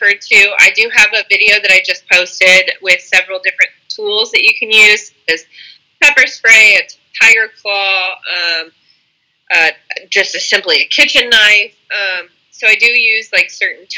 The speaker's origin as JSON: {"language": "English", "town": "Indianapolis", "region": "Indiana", "country": "United States", "tie": "born or raised there", "said": "when I came back to Indianapolis"}